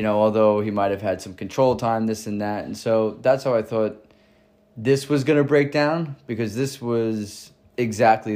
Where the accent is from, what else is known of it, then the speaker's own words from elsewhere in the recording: Long Island, New York, United States; I'm 31 years old, born and raised in Long Island